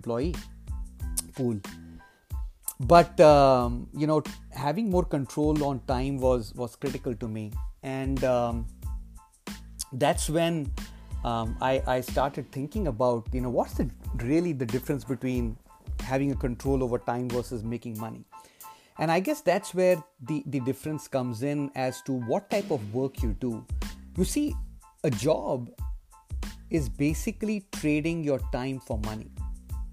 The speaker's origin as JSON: {"language": "English", "country": "India", "tie": "born or raised there", "said": "my days when I was growing up in India"}